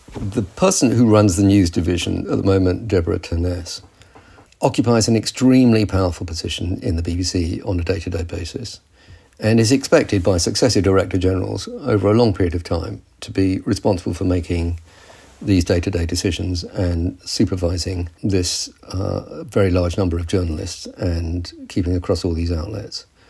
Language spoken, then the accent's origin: English; United Kingdom